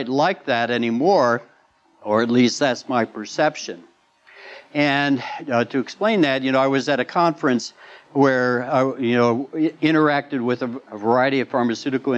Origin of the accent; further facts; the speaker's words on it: Midwest, United States; I grew up in the Midwest